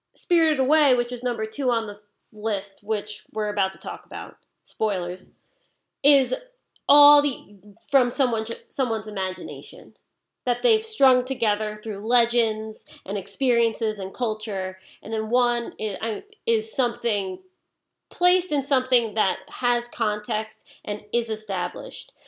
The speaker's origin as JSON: {"language": "English", "country": "United States", "said": "I'm from America"}